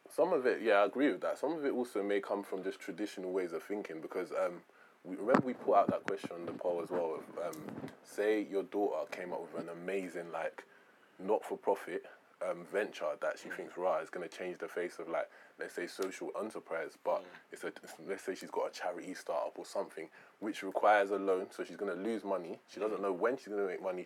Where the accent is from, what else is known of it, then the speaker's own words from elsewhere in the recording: London, United Kingdom; I grew up in Peckham